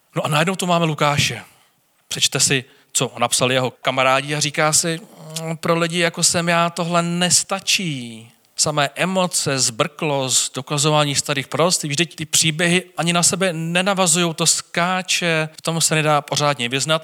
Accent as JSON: {"language": "Czech", "country": "Czechia", "said": "jako Češi máme strach"}